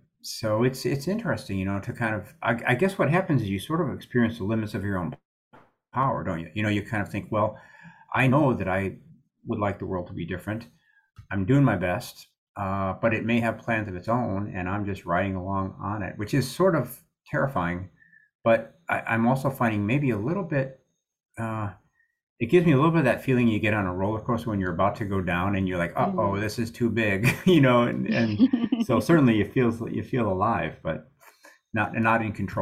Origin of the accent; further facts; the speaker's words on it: Amarillo, Texas, United States; when I was in college, I come to Syracuse from Amarillo, Texas, and I've been playing in a bar band and working as a groundsman.